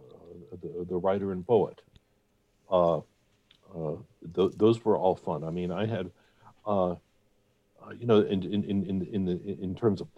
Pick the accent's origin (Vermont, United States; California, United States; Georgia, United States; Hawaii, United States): Georgia, United States; Atlanta; also born or lived in Ohio; I was not born in Atlanta.